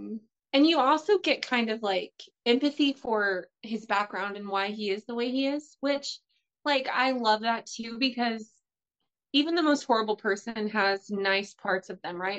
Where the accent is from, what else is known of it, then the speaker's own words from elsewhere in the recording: United States; I'm an American housewife